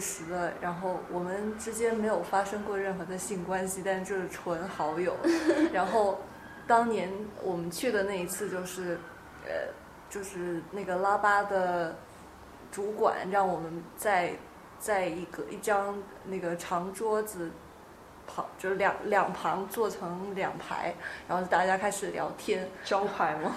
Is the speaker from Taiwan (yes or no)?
no; Guangdong, China; 我是广东人